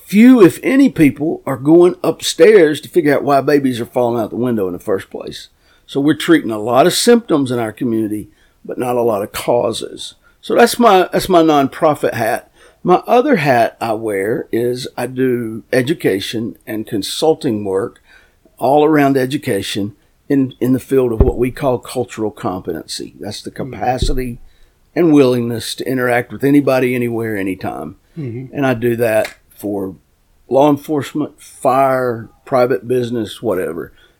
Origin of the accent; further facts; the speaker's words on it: North Carolina, United States; We in my county, I'm from Gaston County, North Carolina, we catch a lot of babies.